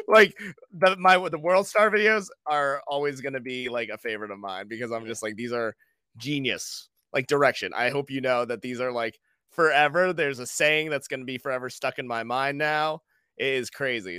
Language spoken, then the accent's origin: English; Buxton, Maine, United States; moved away as an adult; also born or lived in Brooklyn, New York; Maine and Buxton, and that's always gonna be, like, my hometown